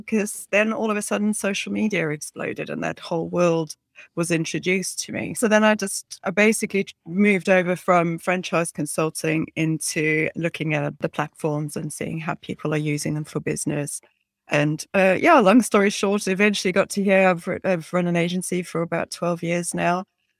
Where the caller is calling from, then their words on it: Northampton, East Midlands, United Kingdom; Yeah, so if you're not based in England, you won't know where Northampton is, but yeah, we're in the middle of England, basically.